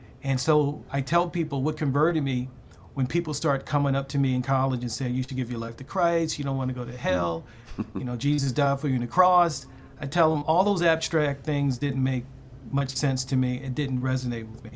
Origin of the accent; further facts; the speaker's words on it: Baltimore, Maryland, United States; growing up in Baltimore